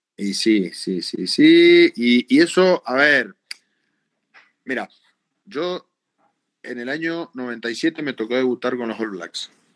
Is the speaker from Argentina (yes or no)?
yes; Argentina; somos, somos argentinos